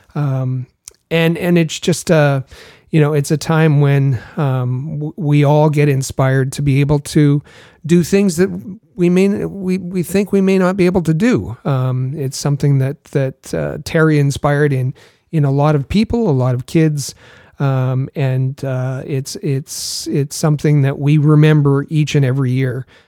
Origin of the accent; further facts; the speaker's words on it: Thunder Bay, Ontario, Canada; Thunder Bay and and um, um, my hometown